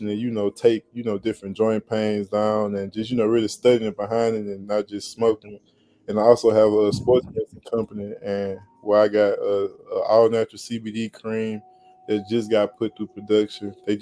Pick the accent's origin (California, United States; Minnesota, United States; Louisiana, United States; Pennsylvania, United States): Louisiana, United States; I just closed on like 10 acres right in my hometown with me and my business associates. So we getting ready to do a lot of things there. And my farm, we getting ready to grow orange watermelon and yellow watermelon up in Baker, Louisiana